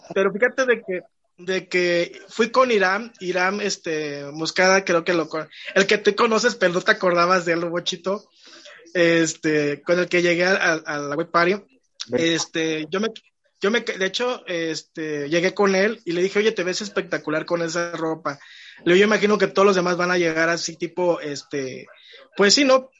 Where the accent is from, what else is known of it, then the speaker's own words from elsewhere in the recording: Poza Rica, Veracruz, Mexico; Poza Rica, de donde yo vengo